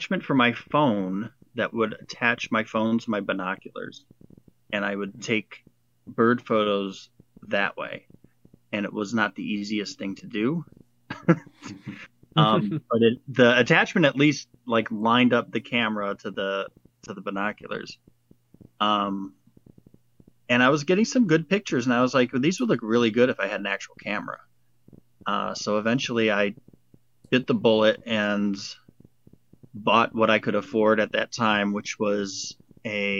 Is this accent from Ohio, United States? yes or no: yes; Ohio, United States; also born or lived in New York City; I grew up out here in Ohio, and I was always, like, kind of in nature growing up as a kid